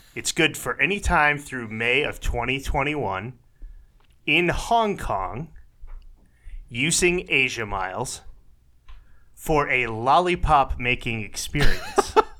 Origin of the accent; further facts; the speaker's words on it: Detroit, Michigan, United States; also born or lived in Minneapolis-Saint Paul; now in Minneapolis, United States; I'm originally from Detroit